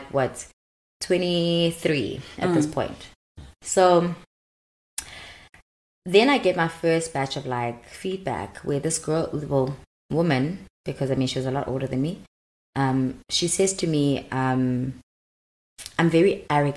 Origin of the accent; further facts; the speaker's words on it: Durban, KwaZulu-Natal, South Africa; moved away as an adult; also born or lived in Cape Town; now in Johannesburg, South Africa; go back to Durban